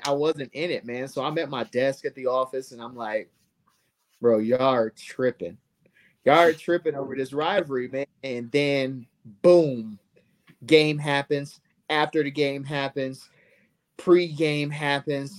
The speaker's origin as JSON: {"language": "English", "region": "Ohio", "country": "United States", "moved": "yes", "lives_now": "Omaha, United States", "said": "I'm from Ohio."}